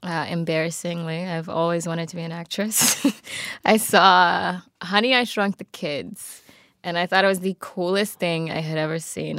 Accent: Baltimore, Maryland, United States; also born or lived in Atlanta, Georgia; now in Los Angeles, United States; Baltimore originally.

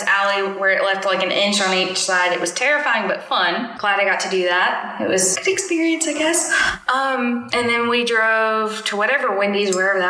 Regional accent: Tennessee, United States; I'm from Tennessee.

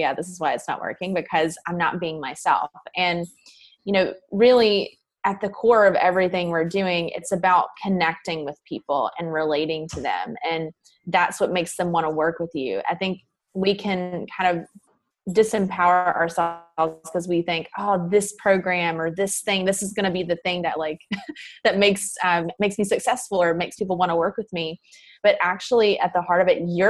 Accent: the South, United States; accent: Southern; I used to be really self-conscious of my accent coming from the South

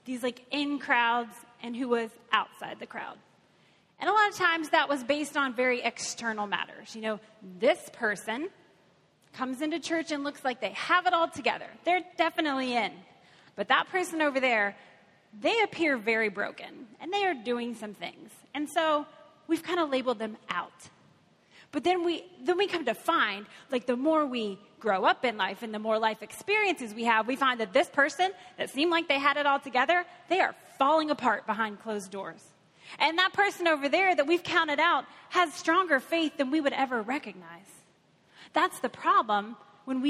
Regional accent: Kentucky, United States; now in Cincinnati, United States; I am from Kentucky

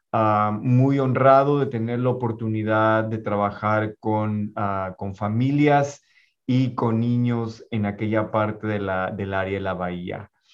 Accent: Ciudad Juárez, Chihuahua, Mexico; moved away; la ciudad de donde soy originario, que es Ciudad Juárez, Chihuahua.

